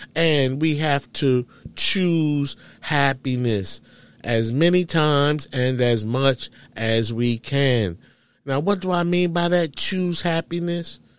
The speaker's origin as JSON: {"language": "English", "town": "New York City", "region": "New York", "country": "United States", "tie": "born or raised there", "said": "growing up in New York City"}